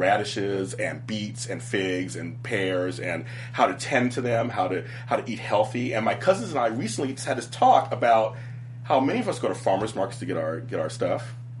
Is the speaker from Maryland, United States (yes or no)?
no; Los Angeles, California, United States; I grew up in South Central. I currently live there. I'm back there again